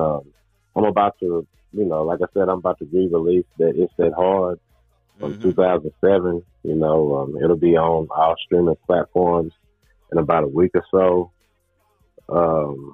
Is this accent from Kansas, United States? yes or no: no; Murfreesboro, Tennessee, United States; Murfreesboro, Tennessee, my hometown